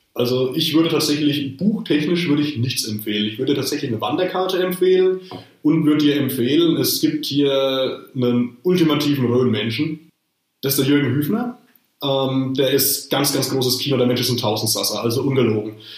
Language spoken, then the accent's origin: German; Rhön, Bavaria, Germany; in meinem Heimatort